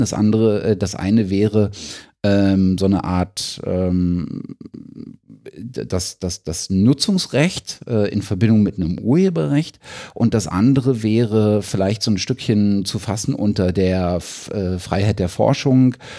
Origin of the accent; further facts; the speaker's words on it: Germany; als Deutscher